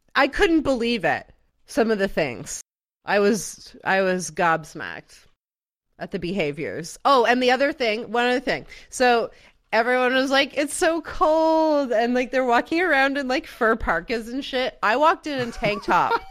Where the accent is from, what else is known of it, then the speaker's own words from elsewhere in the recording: Canada; I'm Canadian